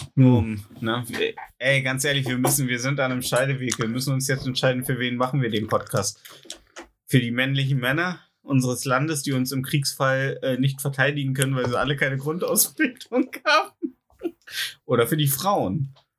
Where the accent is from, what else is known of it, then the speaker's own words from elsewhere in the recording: Germany; als Deutscher